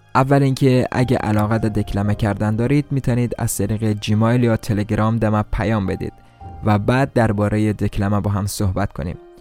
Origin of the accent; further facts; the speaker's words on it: Iran; خودم هم لحجه درست حسابی در این نداره چون در ایران در دنیا آمدم